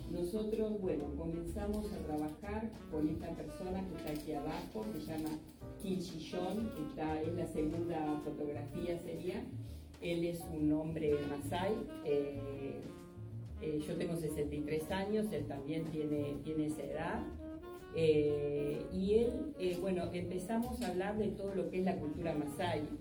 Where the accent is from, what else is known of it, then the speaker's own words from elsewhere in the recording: Argentina; nosotros somos de Argentina